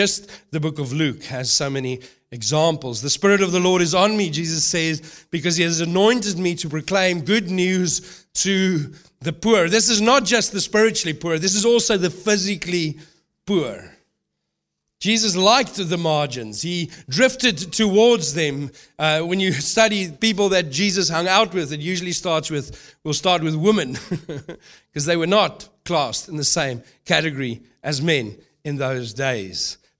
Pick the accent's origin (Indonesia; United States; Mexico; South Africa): South Africa; moved away; also born or lived in New Zealand / United Kingdom / Melbourne, Australia / Brisbane, Australia; I've lived in New Zealand, lived in the UK, I've lived in Melbourne, I've lived in Brisbane. I come from South Africa.